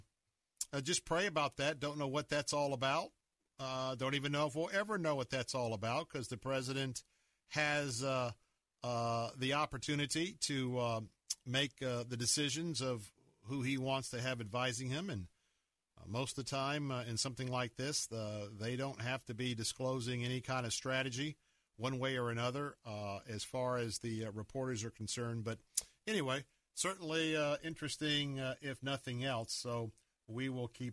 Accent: Florida, United States; I'm born and raised in Florida.

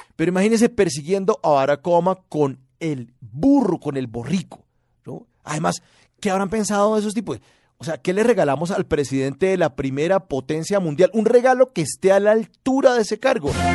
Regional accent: Colombia; así somos los colombianos

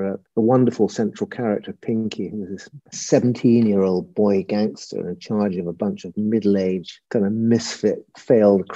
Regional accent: Brighton, South East England, United Kingdom; also born or lived in Surrey; I was born in Brighton

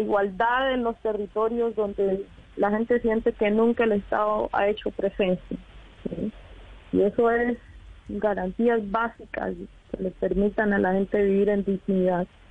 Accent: Colombia

